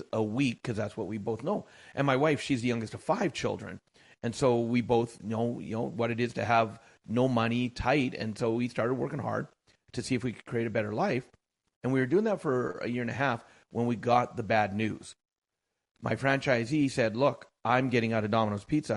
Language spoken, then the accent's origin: English; Canada; I am Canadian born and bred.